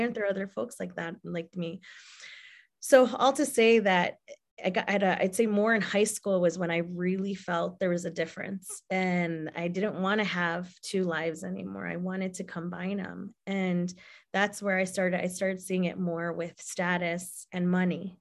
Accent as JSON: {"language": "English", "region": "Illinois", "country": "United States", "tie": "born or raised there", "said": "I was born here, but my roots and my heritage and my culture are from Mexico"}